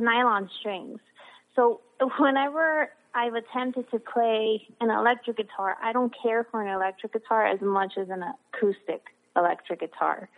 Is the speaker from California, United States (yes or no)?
no; Miami, Florida, United States; I was born and raised in Miami, Florida